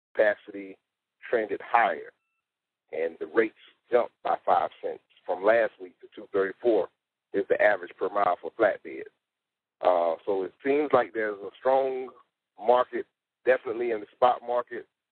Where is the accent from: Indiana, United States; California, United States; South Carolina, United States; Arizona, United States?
South Carolina, United States; eight six four, my hometown, South Carolina.